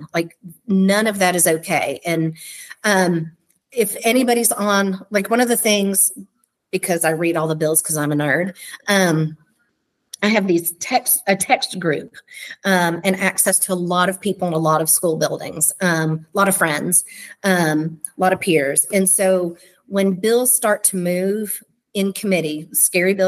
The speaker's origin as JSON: {"language": "English", "town": "Morehead", "region": "Kentucky", "country": "United States", "tie": "born or raised there", "said": "I grew up in Moorhead"}